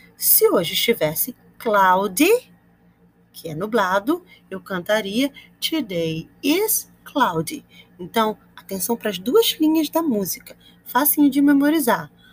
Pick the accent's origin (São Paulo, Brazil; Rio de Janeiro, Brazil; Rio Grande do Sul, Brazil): Rio de Janeiro, Brazil; I am from Campo Grande, Rio de Janeiro.